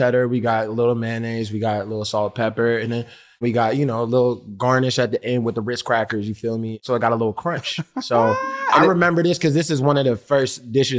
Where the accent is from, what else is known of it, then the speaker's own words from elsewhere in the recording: New Orleans, Louisiana, United States; I'm from New Orleans and I'm allergic to shellfish, right?